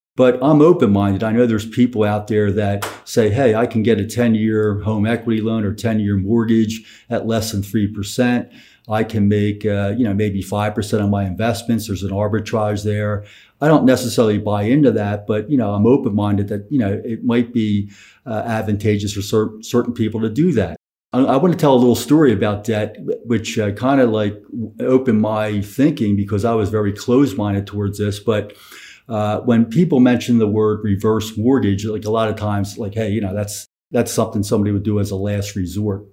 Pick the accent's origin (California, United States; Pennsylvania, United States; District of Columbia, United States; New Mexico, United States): Pennsylvania, United States; Philadelphia; I'm from Philadelphia